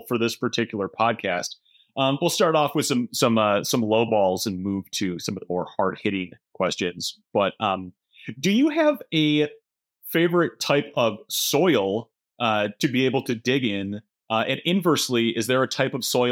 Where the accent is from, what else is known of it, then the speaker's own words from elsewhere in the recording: Midwest, United States; Fellow Midwesterner